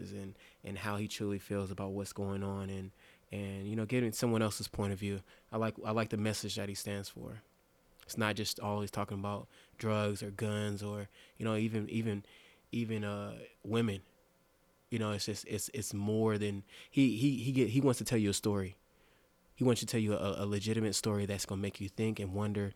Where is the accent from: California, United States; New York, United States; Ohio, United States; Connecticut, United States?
California, United States; Carson; now in Denver, United States; Carson, California, born and raised